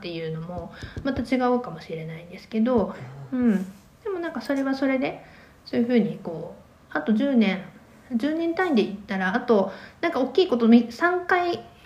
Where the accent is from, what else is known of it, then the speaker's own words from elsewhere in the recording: Shizuoka, Japan; moved away as an adult; also born or lived in Tokyo; now in Kitakyushu, Japan; 学生の時は私静岡出身なんですけど静岡にいた